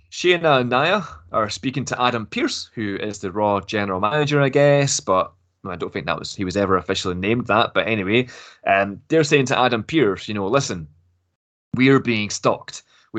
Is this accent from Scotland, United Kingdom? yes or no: yes; Glasgow, Scotland, United Kingdom; Yeah, I'm actually from Glasgow as well, but I don't have the accent.